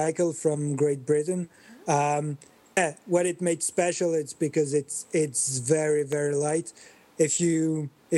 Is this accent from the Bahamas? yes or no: no; Belgium; I grew up in Belgium. I'm living in Belgium